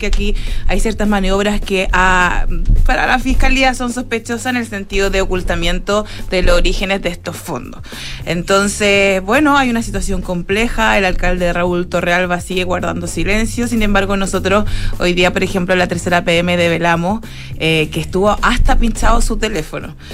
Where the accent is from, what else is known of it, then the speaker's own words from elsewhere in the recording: Vitacura, Santiago Metropolitan Region, Chile; Vitacura tiene como una especie de halo de gente que nos conocemos todos y nos queremos porque somos de Vitacura.